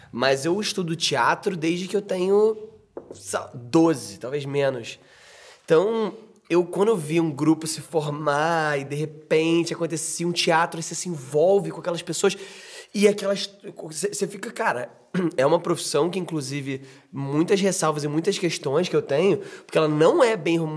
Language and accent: Portuguese; Rio de Janeiro, Brazil; also born or lived in Petrópolis; Eu, eu, eu nasci em Petrópolis, começa por aí. Aí, depois de sete anos de idade, fui pro Rio de Janeiro.